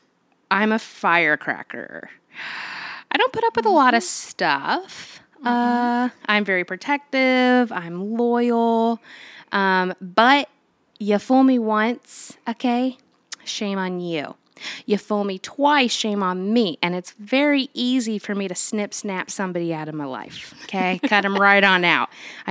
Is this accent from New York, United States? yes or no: no; Clovis, New Mexico, United States; born there; also born or lived in Georgia / Illinois / Ohio / Virginia; now in Florida, United States; I was born in Clovis, New Mexico on Cannon Air Force Base in 1989. So that is correct. I am 33 years old.